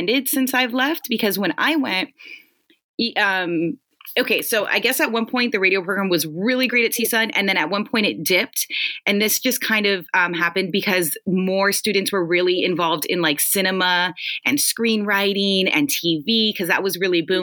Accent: Los Angeles, California, United States; I'm born and raised in the Valley

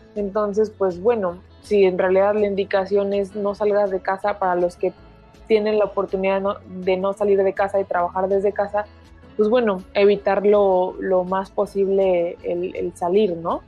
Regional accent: Mexico; now in New York, United States; en donde vivo hoy y pues de donde soy que es México

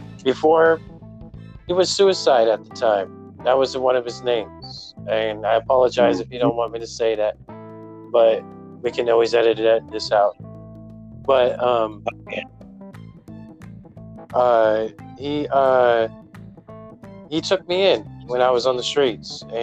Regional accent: Bay Area, California, United States; I'm from the Bay Area, California

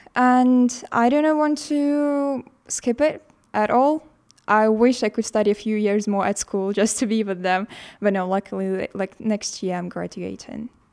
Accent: Estonia; from Estonia

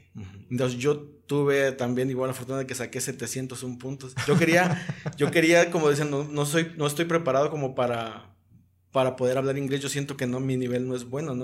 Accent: Zihuatanejo, Guerrero, Mexico; como somos de Cihuatanejo

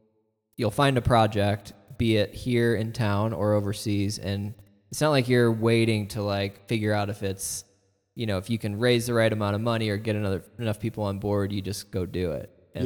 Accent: Midwest, United States; now in Fort Collins, United States; Yeah, we're all from the Midwest, and Josh and my sister moved out here first, and then my wife and I followed, and my wife's brother followed, and her other brother followed, and our parents.

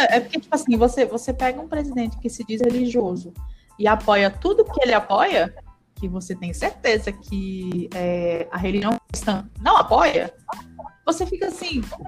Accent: Pará, Brazil; eu sou paraense

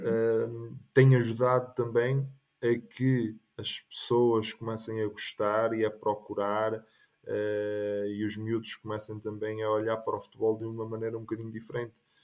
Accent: Arouca, Norte, Portugal; moved away as an adult; now in Finland; Eu sou natural de, de Arouca

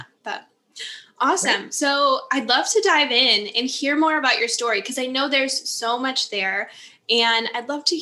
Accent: Upper Peninsula of Michigan, United States; now in Lake Geneva, United States; I grew up in the Upper Peninsula of Michigan. So I grew up in the woods

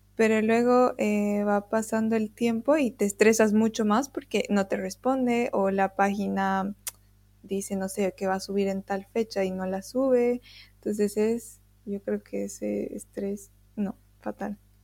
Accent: Bolivia; nosotros, bolivianos

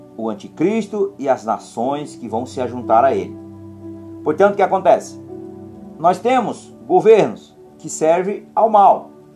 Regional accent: Brazil

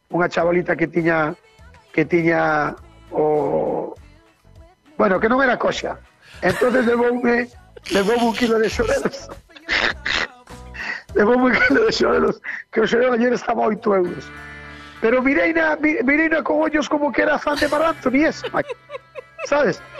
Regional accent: Barrantes, Galicia, Spain; yo soy de Barrantes, y como ahora eh, estoy de vacaciones, soy panadera

